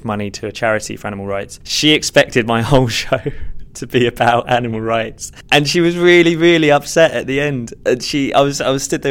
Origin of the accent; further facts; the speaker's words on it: Hertfordshire, East of England, United Kingdom; also born or lived in Stevenage; now in London, United Kingdom; I actually grew up in Hertfordshire